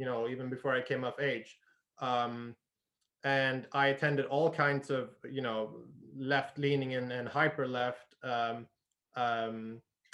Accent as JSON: {"language": "English", "country": "Sweden", "tie": "born or raised there", "also_born_or_lived": "United Kingdom / Costa Rica / Australia / Argentina", "moved": "as an adult", "said": "I grew up in Sweden"}